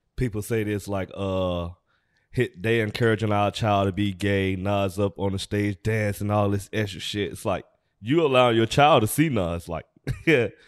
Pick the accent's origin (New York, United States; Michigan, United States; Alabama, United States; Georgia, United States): Georgia, United States; Atlanta; also born or lived in California; now in Los Angeles, United States; we born and raised in Atlanta, Georgia